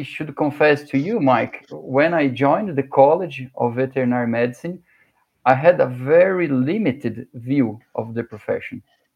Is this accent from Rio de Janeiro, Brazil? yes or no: no; Guarulhos, São Paulo, Brazil; I was born in São Paulo City, the biggest city in Brazil, a 12 million people city, but I was raised in Guarulhos